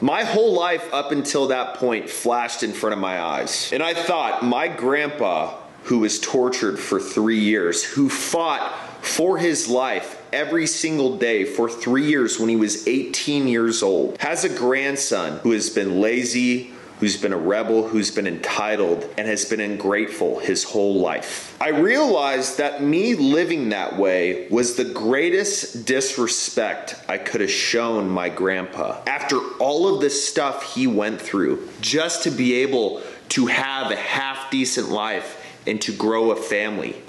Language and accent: English; high desert of California, United States; now in Texas, United States; I was born and raised in the high desert of California